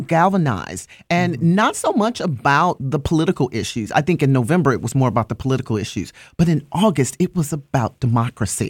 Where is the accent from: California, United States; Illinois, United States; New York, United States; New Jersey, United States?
Illinois, United States; Chicago; moved away; I am born and raised in Chicago, Illinois, on the South Side